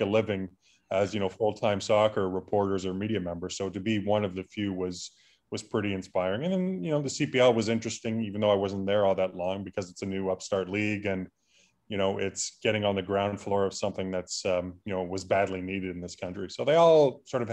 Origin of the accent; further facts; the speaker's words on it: Burlington, Ontario, Canada; I grew up in Burlington, which is, you know, quite different from York in Northern Toronto